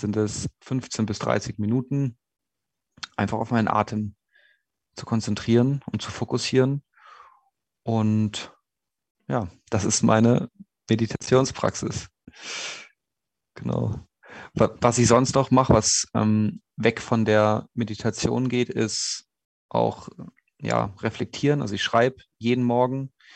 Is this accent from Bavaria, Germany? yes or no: yes; Munich, Bavaria, Germany; moved away as an adult; also born or lived in Innsbruck; in meiner Heimatstadt München